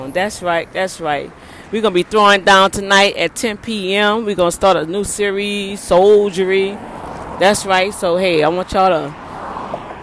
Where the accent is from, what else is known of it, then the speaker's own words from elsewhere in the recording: New Orleans, Louisiana, United States; now in Houston, United States; my hometown, Who Dat Nation.